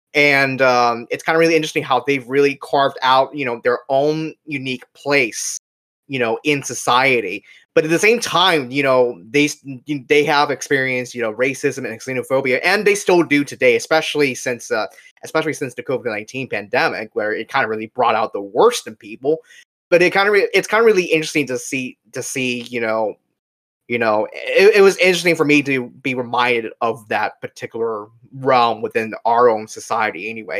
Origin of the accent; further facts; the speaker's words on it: Orlando, Florida, United States; Grew up uh, in my hometown of Orlando, Florida